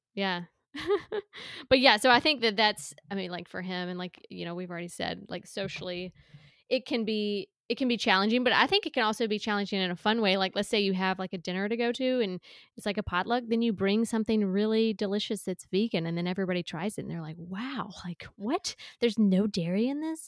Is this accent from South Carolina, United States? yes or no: yes; South Carolina, United States; I grew up in a small town in South Carolina